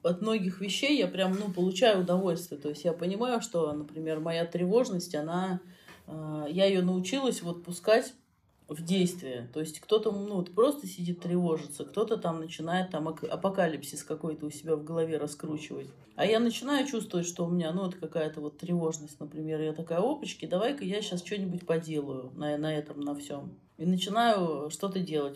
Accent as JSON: {"language": "Russian", "country": "Russia", "said": "из России"}